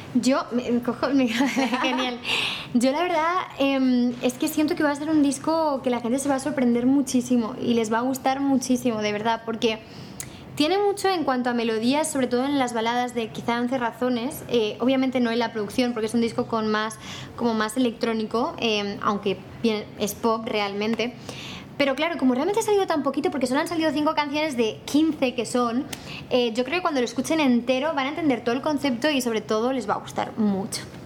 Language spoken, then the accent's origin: Spanish; Barcelona, Catalonia, Spain; yo soy de Barcelona